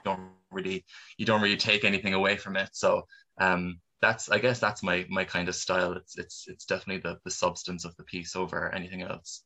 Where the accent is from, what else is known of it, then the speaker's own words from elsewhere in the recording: Cork, Munster, Ireland; I've never really been out of Cork for for more than really two weeks at a time